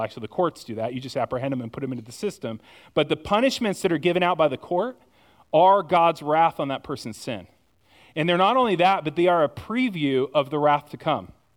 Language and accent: English; United States; I'm as American as the rest of you